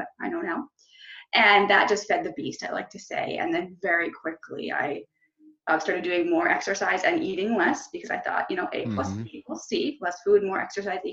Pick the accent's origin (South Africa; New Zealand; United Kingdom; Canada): Canada; I'm from Canada